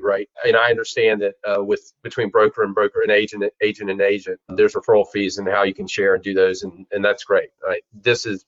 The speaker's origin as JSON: {"language": "English", "town": "Charlotte", "region": "North Carolina", "country": "United States", "tie": "born or raised there", "said": "I grew up in Charlotte, North Carolina."}